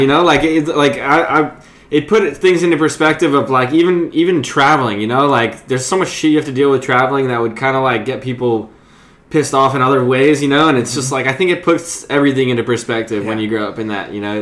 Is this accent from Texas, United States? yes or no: no; Point Lookout, New York, United States; also born or lived in North Shore, Oahu, Hawaii; I grew up in a town called Point Lookout, which is right next to it, but it's the same barrier island